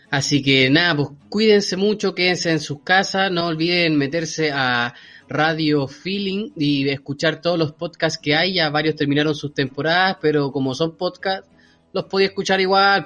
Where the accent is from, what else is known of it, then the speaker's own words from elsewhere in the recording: Viña del Mar, Valparaíso, Chile; also born or lived in Quilpué, Chile; yo soy de Viña, ustedes saben, pues, un provinciano bueno de adentro